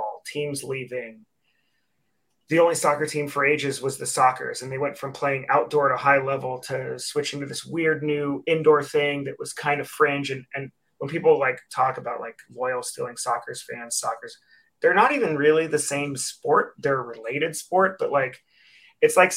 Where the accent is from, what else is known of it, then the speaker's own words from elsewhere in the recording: San Francisco, California, United States; now in San Diego, United States; I grew up in San Francisco